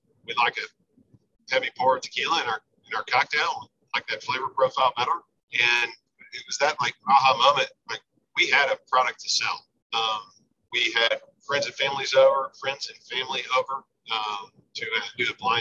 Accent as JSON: {"language": "English", "town": "Austin", "region": "Texas", "country": "United States", "moved": "as an adult", "lives_now": "San Antonio, United States", "said": "I'm from Austin, now I live in San Antonio"}